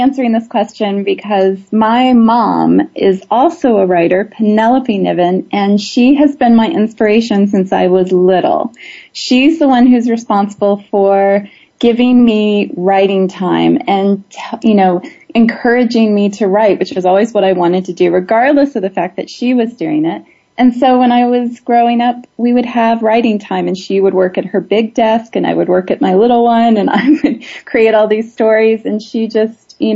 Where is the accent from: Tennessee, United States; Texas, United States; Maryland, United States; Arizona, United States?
Maryland, United States; also born or lived in Indiana; now in Los Angeles, United States; I grew up in Maryland and Indiana, and then I've been in LA for, you know, longer than any other place I've ever lived.